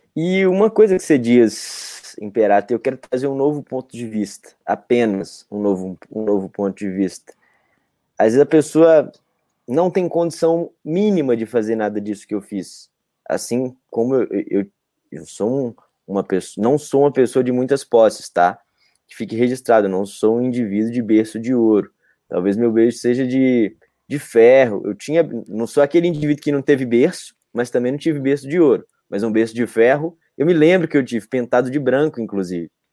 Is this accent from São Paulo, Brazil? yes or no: no; Montes Claros, Minas Gerais, Brazil; moved away; quando eu morava em Montes Claros, que é a minha cidade natal.